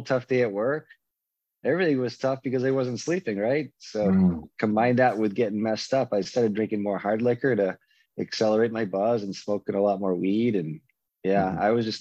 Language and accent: English; Waltham, Massachusetts, United States; moved away as an adult; also born or lived in Boston, Massachusetts; now in Arizona, United States; Growing up in Waltham, Massachusetts, I was surrounded by a bunch of alcoholics and addicts